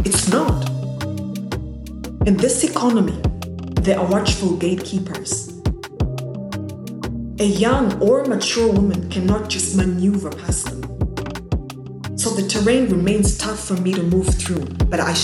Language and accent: English; Zimbabwe; I come from Zimbabwe